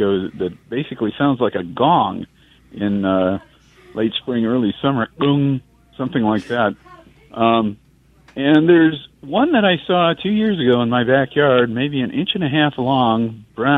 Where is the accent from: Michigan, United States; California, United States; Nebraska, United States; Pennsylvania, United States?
Michigan, United States; moved away; I grew up in Michigan.